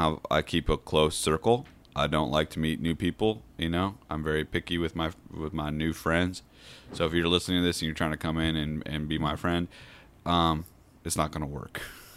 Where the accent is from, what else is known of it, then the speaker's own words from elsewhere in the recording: Edmonds, Washington, United States; I am 31. I grew up in Edmonds, Washington.